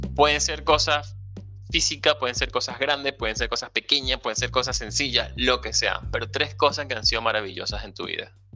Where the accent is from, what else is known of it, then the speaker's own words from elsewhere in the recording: La Victoria, Aragua, Venezuela; como ribense, eh, em, no sé si sea el gentilicio, pero espero que sea así. O como victoriano, o como victoriano